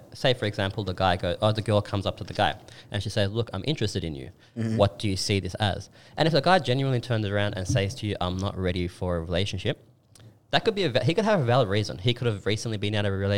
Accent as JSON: {"language": "English", "country": "Australia", "said": "I'm more Australian than I am Turkish"}